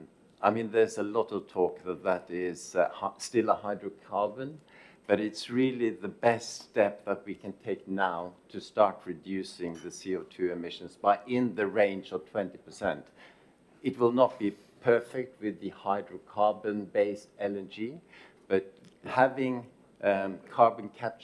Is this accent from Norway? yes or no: yes; Norway; in Norway, my home country